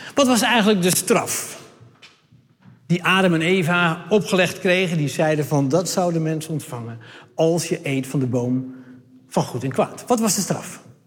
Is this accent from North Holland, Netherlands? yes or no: no; Hardenberg, Overijssel, Netherlands; ik kom uit Hardenberg